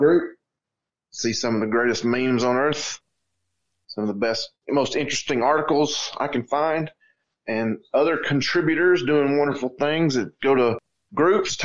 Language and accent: English; North Georgia, United States; that's my hometown